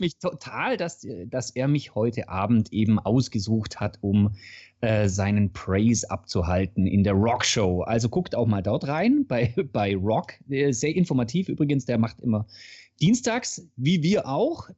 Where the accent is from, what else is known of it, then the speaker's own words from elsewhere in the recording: Swabia, Germany; für mich als Schwabe